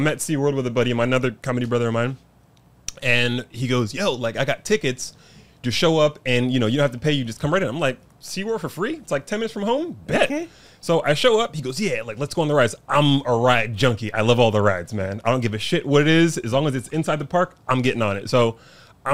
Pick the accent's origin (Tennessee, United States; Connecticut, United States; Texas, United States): Connecticut, United States; New Haven; now in San Diego, United States; I grew up in New Haven